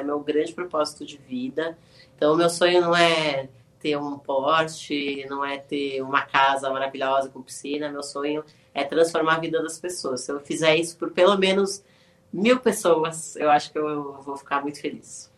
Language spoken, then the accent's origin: Portuguese; São Paulo, Brazil; I'm from São Paulo